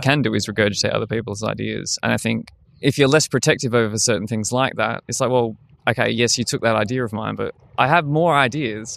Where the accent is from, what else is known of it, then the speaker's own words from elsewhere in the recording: Australia; moved away as an adult; now in Berlin, Germany; being the Australian guy that speaks German